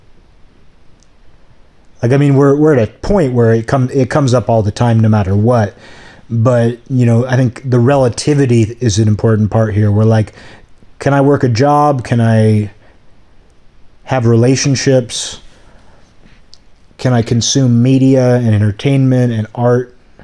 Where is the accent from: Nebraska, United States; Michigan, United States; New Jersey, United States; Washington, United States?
Washington, United States; Seattle; now in Olympia, United States; The Seattle area where I grew up had a lot of Asians.